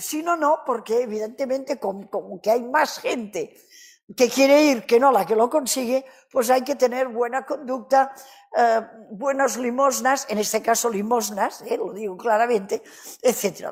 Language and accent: Spanish; Catalonia, Spain; Spanish is a second language; Soy catalana